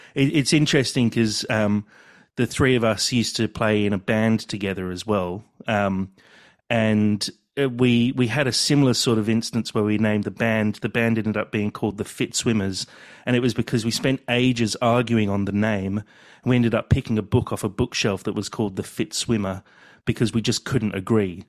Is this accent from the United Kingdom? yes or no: yes; England, United Kingdom; now in Australia; growing up in England, I, I was at boarding school